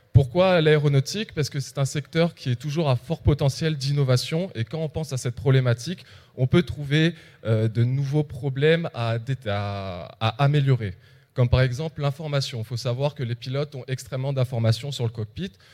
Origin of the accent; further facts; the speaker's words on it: Réunion; moved away as an adult; also born or lived in metropolitan France; now in France; je viens de l'île de la Réunion. Ça fait 4 ans que je suis en métropole